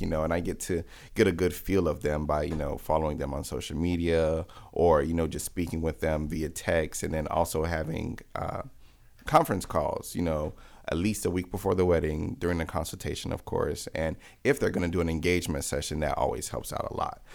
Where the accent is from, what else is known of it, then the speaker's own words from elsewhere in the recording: Miami, Florida, United States; now in Atlanta, United States; I'm from Miami, born and raised